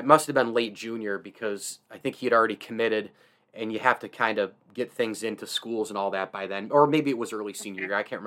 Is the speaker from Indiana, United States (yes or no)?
no; Central New York, United States; born and raised Central New York.